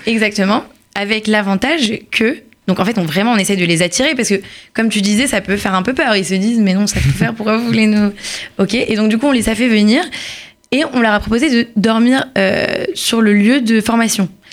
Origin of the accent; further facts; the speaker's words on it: Paris, Île-de-France, France; now in Israel; je suis née à Paris